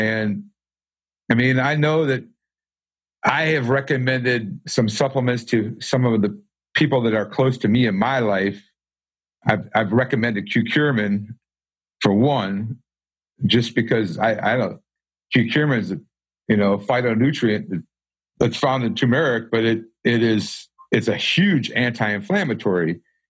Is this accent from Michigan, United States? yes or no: yes; Michigan, United States; I'm actually from Michigan, but I think I'm starting to get the Southern slang. I've been here so long.